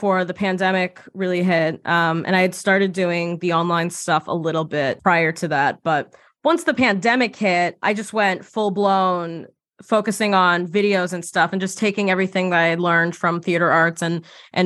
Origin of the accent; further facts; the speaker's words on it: right outside of Boston, Massachusetts, United States; moved away as an adult; also born or lived in New York; I grew up right outside of Boston